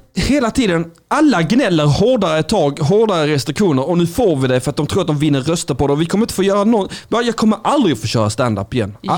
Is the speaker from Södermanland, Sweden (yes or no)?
no; Skåne, Sweden; Jag är en blek kurd. Jag är skåning